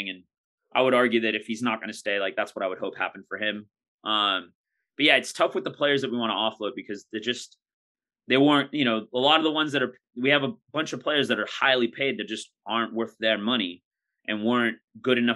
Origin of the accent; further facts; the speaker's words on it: United States; especially being American.